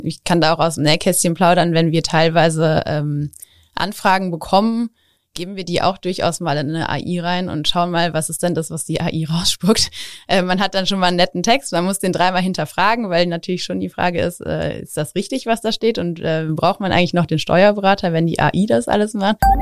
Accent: Overath, North Rhine-Westphalia, Germany; also born or lived in Engelskirchen; ich bin sogar in Overath aufgewachsen.

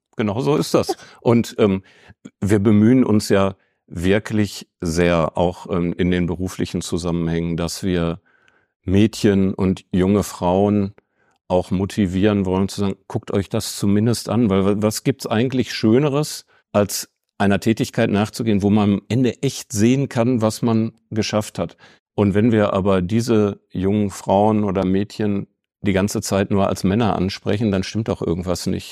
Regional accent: Bochum, North Rhine-Westphalia, Germany; moved away as an adult; now in Bielefeld, Germany; Ich bin wirklich sehr stolz auf die Region, aus der ich komme. Und es ist auch nicht der ganze Ruhrpott, sondern es ist wirklich Bochum. Ich bin Bochumer

